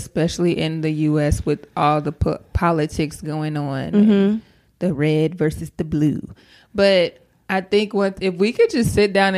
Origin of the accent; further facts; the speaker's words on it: Missouri, United States; growing up in Missouri, it is very segregated.